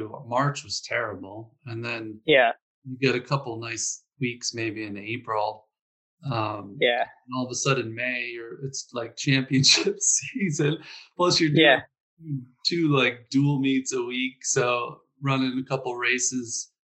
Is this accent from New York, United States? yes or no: no; Scranton, Pennsylvania, United States; I'm actually from Scranton, of all places.